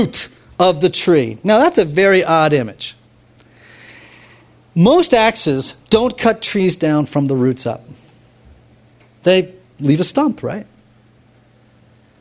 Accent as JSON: {"language": "English", "town": "New York City", "region": "New York", "country": "United States", "said": "I'm a New Yorker"}